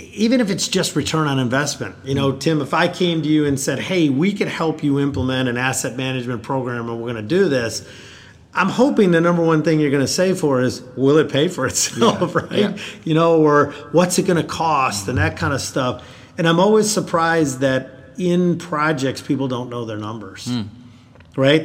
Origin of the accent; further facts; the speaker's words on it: Rochester, New York, United States; moved away as an adult; now in South Carolina, United States; I'm from New York originally, so yeah. Rochester, New York, and I came to the South through Clemson